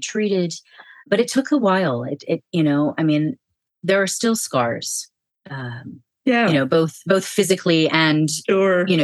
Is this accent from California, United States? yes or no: yes; California, United States; also born or lived in Switzerland; I grew up in the United States